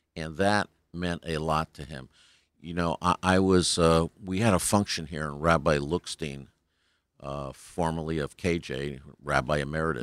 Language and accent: English; New Haven, Connecticut, United States; now in Colorado, United States; I'm from New Haven originally, New Haven, Connecticut, but last twenty years I've been in Colorado.